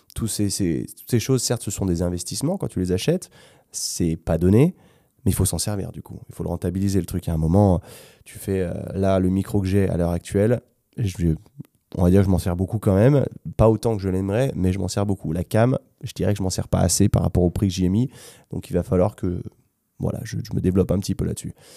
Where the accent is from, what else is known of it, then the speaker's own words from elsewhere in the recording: France; moved away as an adult; also born or lived in London / Spain; je suis français moi aussi